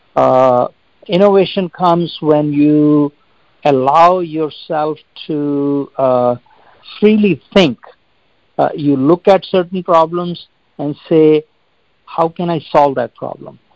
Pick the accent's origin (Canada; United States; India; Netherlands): India; moved away; I grew up in India